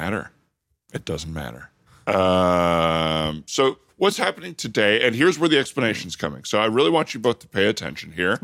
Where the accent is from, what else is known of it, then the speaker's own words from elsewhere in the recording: Tucson, Arizona, United States; Tucson, Arizona.